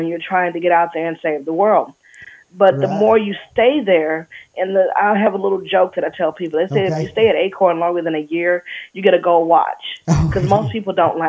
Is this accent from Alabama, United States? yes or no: yes; Alabama, United States; Growing up in Alabama, it was Jesus and JFK